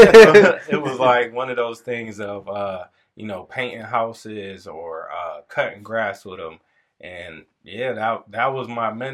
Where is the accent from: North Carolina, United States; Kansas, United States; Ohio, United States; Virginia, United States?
Ohio, United States; Lorain; now in Elyria, United States; I grew up in Lorain. Now we live in Elyria